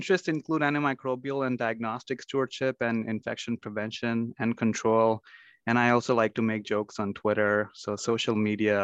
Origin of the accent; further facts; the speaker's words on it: Mumbai, Maharashtra, India; also born or lived in Chicago, United States; now in Minnesota, United States; I grew up in Mumbai, India, where the weather was 90 degrees and humid for most part of the year.